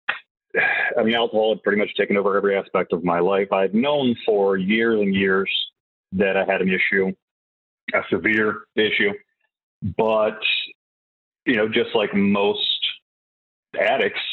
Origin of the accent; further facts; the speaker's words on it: Whiteville, North Carolina, United States; I am from a small town called Whiteville, North Carolina